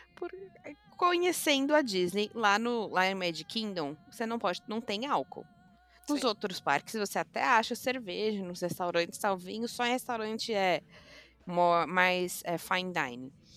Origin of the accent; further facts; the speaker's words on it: Brazil; nós brasileiros